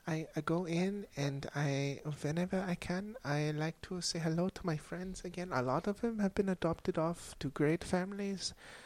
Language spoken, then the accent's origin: English; Germany; And growing up in Germany in a poor household, I was not always lucky enough to have a pet.